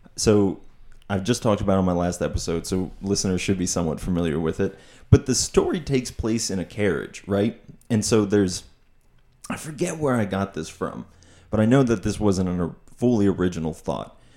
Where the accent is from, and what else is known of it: Pottsville, Pennsylvania, United States; also born or lived in Oregon